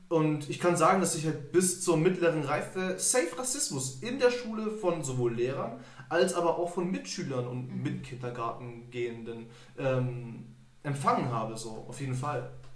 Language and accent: German; Germany; ich bin Deutscher, ich bin in Deutschland geboren